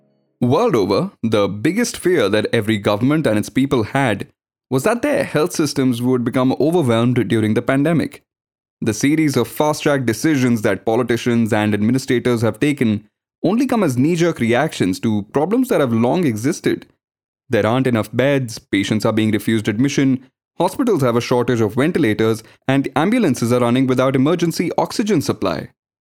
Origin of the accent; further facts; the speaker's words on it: Srinagar, Jammu and Kashmir, India; now in Bangalore, India; Growing up in Kashmir, I had experienced lockdowns and curfews many times before. But this was the first time I was experiencing it in Bangalore, and it was quite surreal.